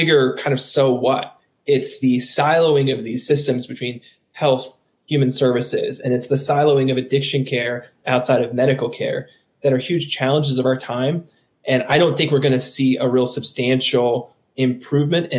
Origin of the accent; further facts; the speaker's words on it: West Virginia, United States; moved away; also born or lived in Tennessee; my home state of West Virginia.